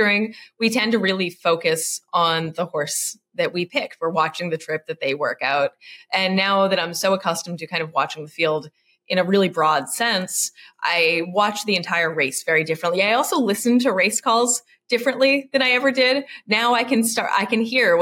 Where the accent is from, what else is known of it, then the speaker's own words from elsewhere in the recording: Lowell, Massachusetts, United States; I grew up in Lowell, kind of a city.